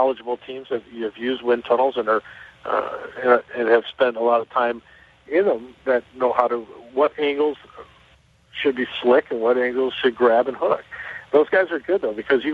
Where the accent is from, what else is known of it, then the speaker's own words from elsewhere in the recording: Chicago, Illinois, United States; I'm from Chicago